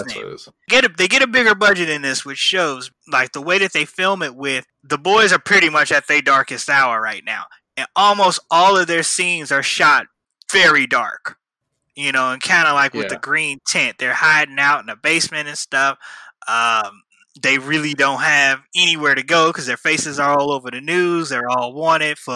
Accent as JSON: {"language": "English", "region": "Midwest", "country": "United States", "said": "I'm from the Midwest"}